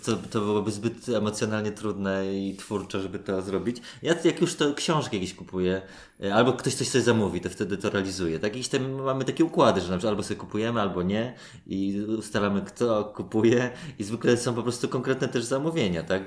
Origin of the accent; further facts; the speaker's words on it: Warsaw, Masovian Voivodeship, Poland; Moi rodzice o dziwo, jesteśmy z Warszawy